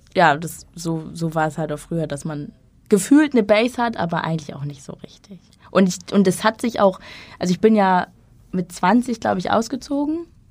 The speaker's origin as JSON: {"language": "German", "region": "Schleswig-Holstein", "country": "Germany", "tie": "born or raised there", "also_born_or_lived": "Hamburg", "moved": "as an adult", "said": "Ich bin in Schleswig-Holstein aufgewachsen, dann zum Studium nach Hamburg gezogen"}